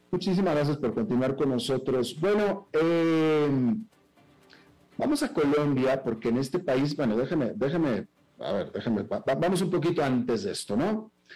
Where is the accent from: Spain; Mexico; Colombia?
Mexico; also born or lived in United States; now in Central America; yo soy un mexicano que vivió más de dos décadas en Estados Unidos y que ahora vive en Centroamérica